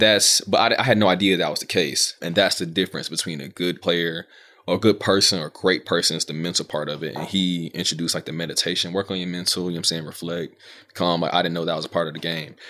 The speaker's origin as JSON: {"language": "English", "region": "Georgia", "country": "United States", "moved": "yes", "said": "I'm from Georgia."}